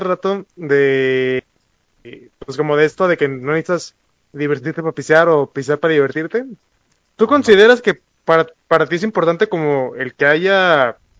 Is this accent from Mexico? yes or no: yes; Mexico; como vatos mexicanos